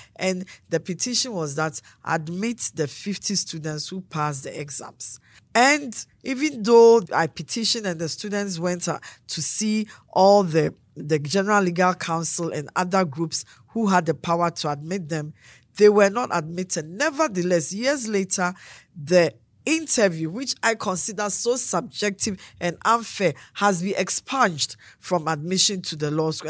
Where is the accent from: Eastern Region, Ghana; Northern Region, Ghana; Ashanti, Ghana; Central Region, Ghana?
Eastern Region, Ghana; Akim Abuakwa South; born or raised there; now in Adenta, Ghana